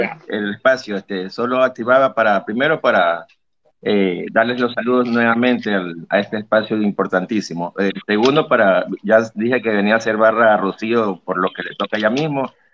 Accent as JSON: {"language": "Spanish", "town": "Guayaquil", "region": "Guayas", "country": "Ecuador", "said": "soy orgullosamente ecuatoriano, por si acaso. De Guayaquil"}